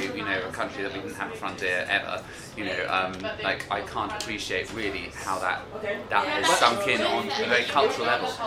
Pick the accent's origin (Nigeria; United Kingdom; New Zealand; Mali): United Kingdom; Southern England; accent: Generic Southern English